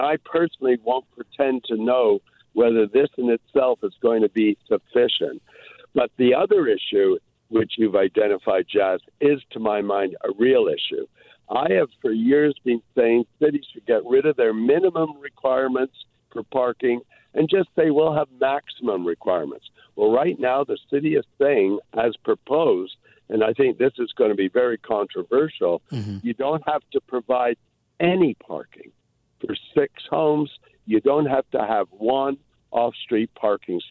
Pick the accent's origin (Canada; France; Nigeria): Canada; Toronto, Ontario; now in Vancouver, Canada; I grew up in Toronto